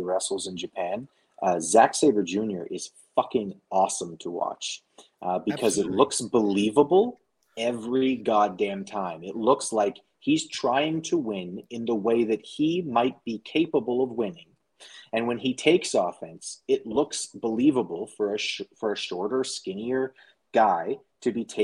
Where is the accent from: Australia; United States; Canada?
Canada; as a Canadian